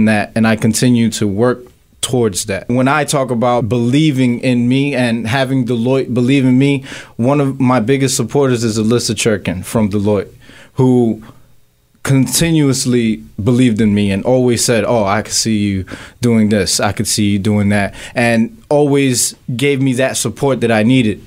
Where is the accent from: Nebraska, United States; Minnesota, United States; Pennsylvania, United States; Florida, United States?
Pennsylvania, United States; Philadelphia; I grew up here in Philadelphia, went to school in Kensington International Business High School